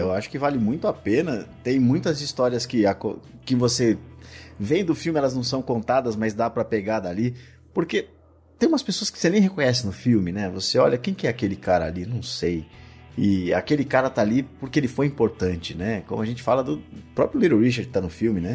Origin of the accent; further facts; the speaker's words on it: São Paulo, Brazil; moved away; eu só percebi raízes quando eu saí de São Paulo